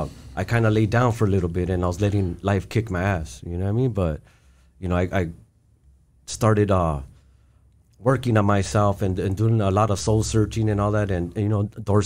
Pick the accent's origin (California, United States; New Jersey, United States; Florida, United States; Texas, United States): California, United States; East Los Angeles; growing up in East LA, it was like my heaven on earth, you know. I had my both parents, I had my grandparents, I had my carnales, I had all my friends right there on Duncan Avenue.